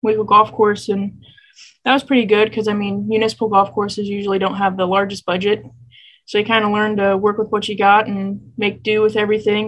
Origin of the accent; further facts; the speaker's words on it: Assumption, Illinois, United States; moved away; I grew up in Assumption, Illinois, which is a really small ag town